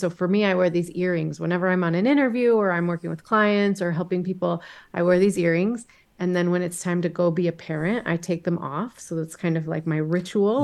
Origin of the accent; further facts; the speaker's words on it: Dallas, Texas, United States; now in Boise, United States; I am originally from Dallas, Texas, but I have lived for the last 22 years with my family in Boise, Idaho